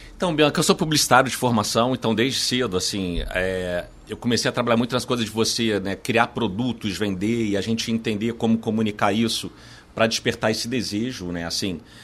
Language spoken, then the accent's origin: Portuguese; Brazil; a gente se acostumou, enquanto brasileiros, a viver na adversidade